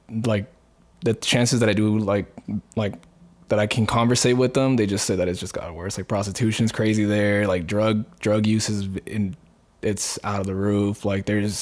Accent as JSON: {"language": "English", "town": "Phoenix", "region": "Arizona", "country": "United States", "tie": "born or raised there", "also_born_or_lived": "Juarez, Chihuahua, Mexico", "said": "I grew up literally in the Alhambra area, literally 35th, well, between 27th and 35th of like Camelback"}